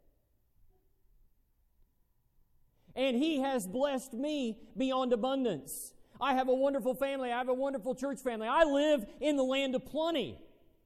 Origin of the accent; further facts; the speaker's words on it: United States; being an American